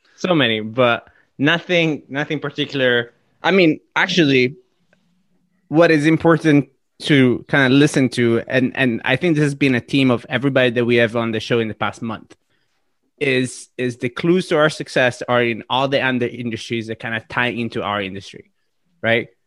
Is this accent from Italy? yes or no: yes; Sardinia, Italy; moved away; I was born and raised in Sardinia, Italy